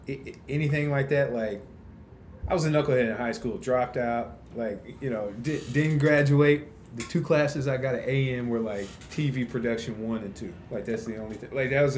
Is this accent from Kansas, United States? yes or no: yes; Wichita, Kansas, United States; Born and raised right here in Wichita.